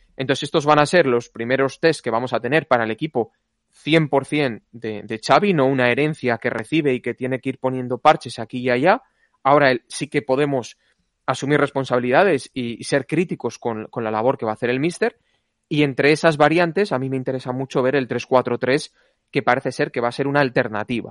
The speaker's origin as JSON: {"language": "Spanish", "town": "Valladolid", "region": "Castile and León", "country": "Spain", "tie": "born or raised there", "said": "al Valladolid de mi ciudad natal"}